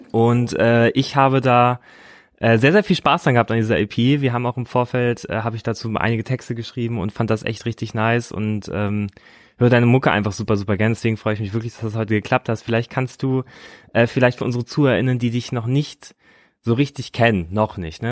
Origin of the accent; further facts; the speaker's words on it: Munster, Lower Saxony, Germany; neben Soltau ist der Ort Munster, da bin ich aufgewachsen